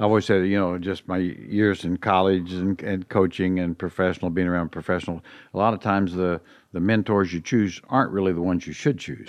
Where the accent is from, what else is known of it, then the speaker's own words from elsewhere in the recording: Indiana, United States; moved away; growing up in Indiana